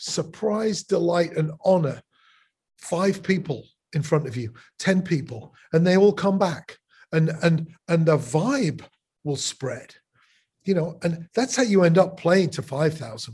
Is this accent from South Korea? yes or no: no; England, United Kingdom; now in Chicago, United States